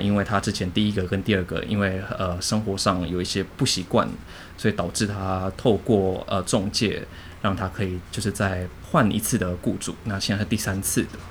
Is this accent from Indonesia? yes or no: yes; Jakarta, Indonesia; moved away; also born or lived in Singapore / Penang, Malaysia; 我是出生在印尼的 印尼华人，对，那我家爸爸妈妈都是印尼华人，都是一个大家庭